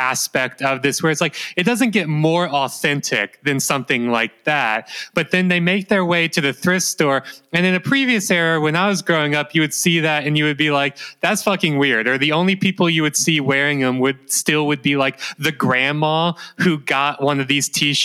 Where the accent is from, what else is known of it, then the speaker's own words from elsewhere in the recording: Mississippi, United States; now in Melbourne, Australia; living in growing up in Mississippi